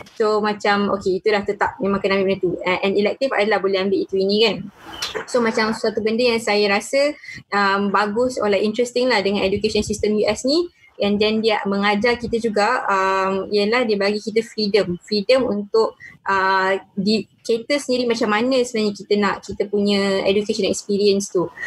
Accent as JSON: {"language": "Malay", "country": "Malaysia", "said": "dekat Malaysia, kita dah biasa kita saya orang Melayu Muslim"}